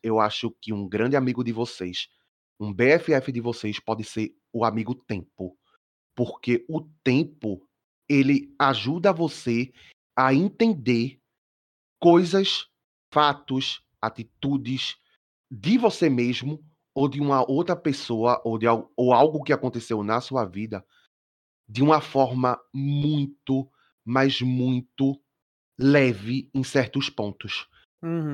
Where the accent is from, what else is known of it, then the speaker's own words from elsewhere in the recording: Olinda, Pernambuco, Brazil; Eu sou de uhum. Olinda, Pernambuco